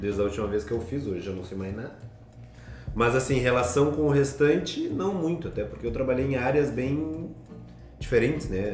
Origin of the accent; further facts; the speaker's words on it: Brazil; moved away; como bom brasileiro